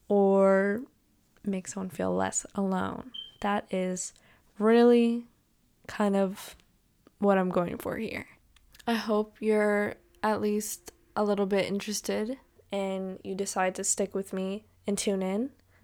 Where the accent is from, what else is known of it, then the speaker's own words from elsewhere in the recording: California, United States; born there; also born or lived in New York; I was born in California, moved to New York, came back to California for college. I'm 18 years old.